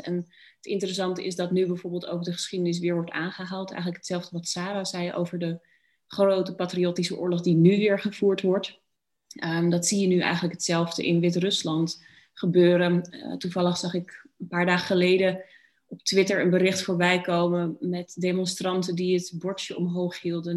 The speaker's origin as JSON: {"language": "Dutch", "country": "Netherlands", "said": "dat ik Nederlands ben"}